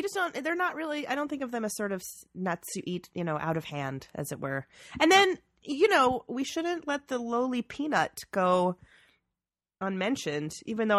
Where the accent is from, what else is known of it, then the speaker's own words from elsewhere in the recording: Georgia, United States; I'm from Georgia.